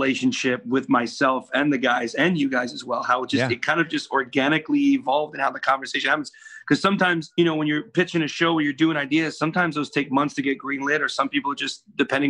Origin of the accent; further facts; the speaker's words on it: New York City, New York, United States; I'm from Brooklyn.